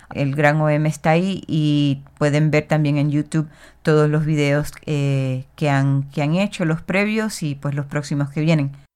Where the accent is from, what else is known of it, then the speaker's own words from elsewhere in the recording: Puerto Rico; de Boriquén, de la isla de donde yo soy, eh, también conocida como Puerto Rico